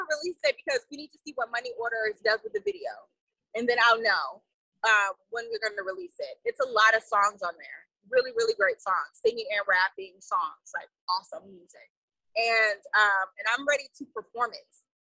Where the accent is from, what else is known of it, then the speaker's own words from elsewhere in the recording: Houston, Texas, United States; I'm from Houston.